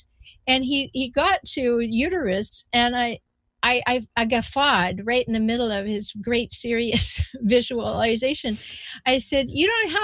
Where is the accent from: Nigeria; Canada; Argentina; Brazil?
Canada; now in United States; I was born in Canada, I live in the United States.